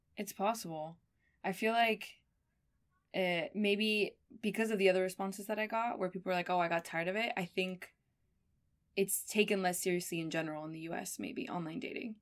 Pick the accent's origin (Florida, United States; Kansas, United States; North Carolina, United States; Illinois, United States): Florida, United States; Miami; also born or lived in Argentina; I'm from Argentina, but I grew up in Miami